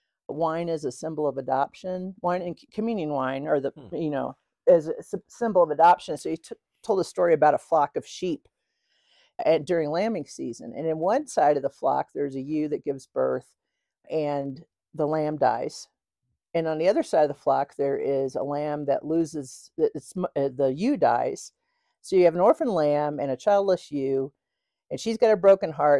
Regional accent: outside of St. Louis, Illinois side of the river, United States; also born or lived in Oklahoma; now in Los Alamos, United States; I grew up in outside of St. Louis, but on the Illinois side of the river

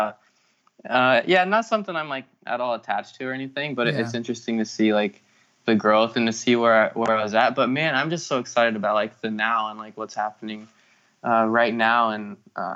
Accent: Wichita, Kansas, United States; moved away as an adult; now in Palm Springs, United States; growing up in Kansas

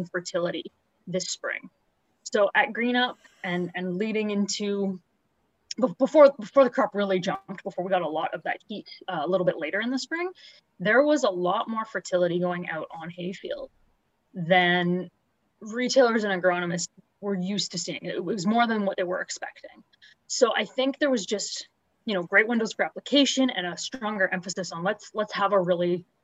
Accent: Huron County, Ontario, Canada; now in Lindsay, Canada; I grew up in Huron County

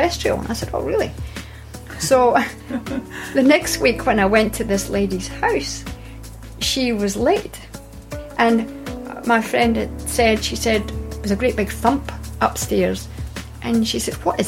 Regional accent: Scotland, United Kingdom; I was born in Scotland

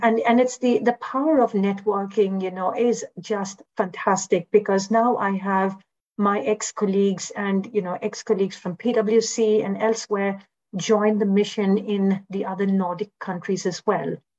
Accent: India; moved away; as a foreigner also, I mean, as an Indian

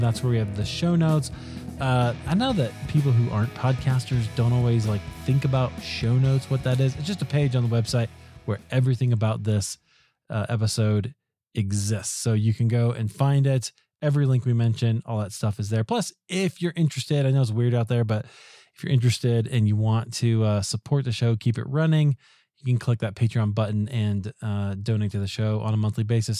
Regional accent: Iowa, United States; now in Colorado, United States; I grew up in Iowa, so California is exotic as far as I'm concerned

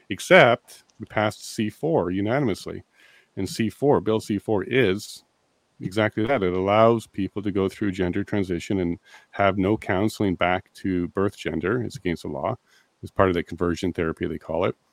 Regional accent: Ontario, Canada; moved away as an adult; now in Alberta, Canada; I'm a paralegal from Ontario originally. I'm now in Alberta

